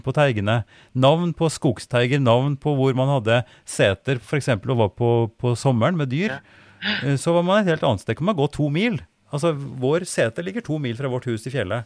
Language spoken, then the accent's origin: Norwegian; Oppdal, Trøndelag, Norway; moved away; der jeg ble født og vokste opp i Oppdal